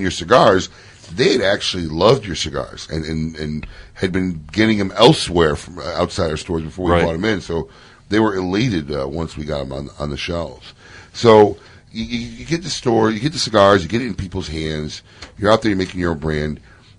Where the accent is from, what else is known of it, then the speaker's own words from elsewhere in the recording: Chicago, Illinois, United States; now in Florida, United States; I'm from Chicago originally, so I do not miss the cold or the snow.